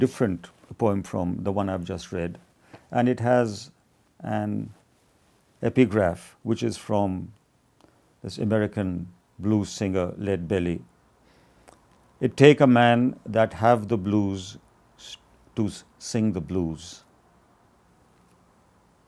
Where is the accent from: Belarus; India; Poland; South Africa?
India; also born or lived in Iowa City, United States; I had to return to India